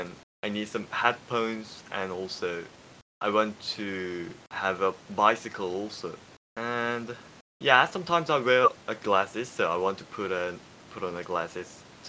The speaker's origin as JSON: {"language": "English", "country": "South Korea", "second_language": "English", "said": "I'm from South Korea"}